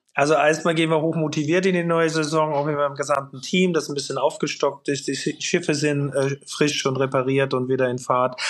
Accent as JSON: {"language": "German", "country": "Austria", "tie": "born or raised there", "moved": "yes", "lives_now": "Hamburg, Germany", "said": "in Österreich in meiner Heimat"}